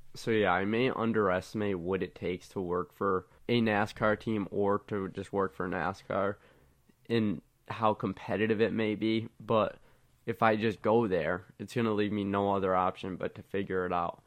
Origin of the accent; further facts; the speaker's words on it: West Springfield, Massachusetts, United States; I'm from West Springfield, Massachusetts.